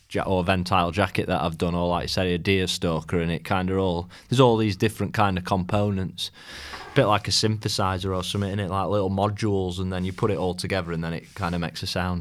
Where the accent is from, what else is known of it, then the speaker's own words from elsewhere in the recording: Rotherham, Yorkshire and the Humber, United Kingdom; also born or lived in Sheffield; I was born in Rotherham